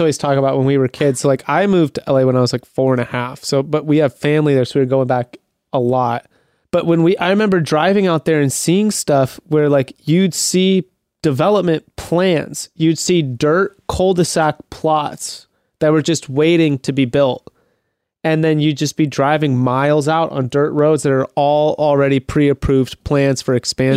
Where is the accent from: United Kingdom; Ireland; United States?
United States; Mesa, Arizona; moved away; also born or lived in Scottsdale, Arizona; Born in Scottsdale, and then I lived in Mesa, uh, like Apache Junction area.